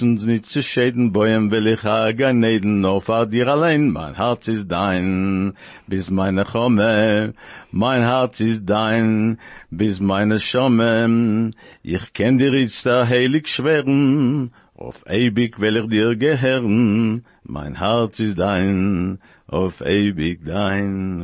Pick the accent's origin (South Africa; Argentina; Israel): Argentina; moved away; I come from Argentina